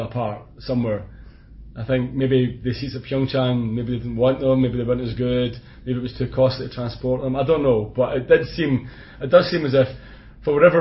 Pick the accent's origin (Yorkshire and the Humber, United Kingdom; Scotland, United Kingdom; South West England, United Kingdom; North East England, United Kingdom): Scotland, United Kingdom; accent: Scottish; my Scottish accent